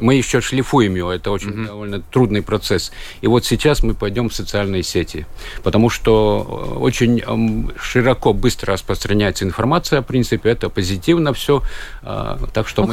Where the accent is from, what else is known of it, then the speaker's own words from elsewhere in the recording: Kaunata, Rēzekne Municipality, Latvia; moved away as an adult; now in Riga, Latvia; я Кауната, это край Голубых озер, красивое место около озера Разно красочное место, сказочное